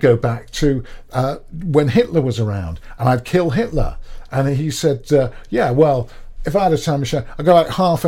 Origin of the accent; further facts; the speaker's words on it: United Kingdom; because it's because we're British, and that's all we do.